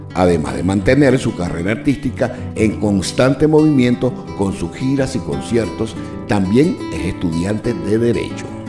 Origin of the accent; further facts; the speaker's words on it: Venezuela; now in Orlando, United States; nuestra Venezuela